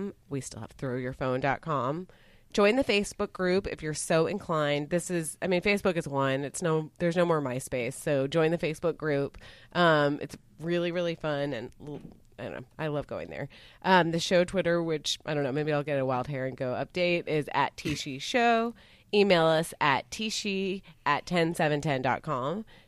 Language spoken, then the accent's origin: English; United States; We grew up in America.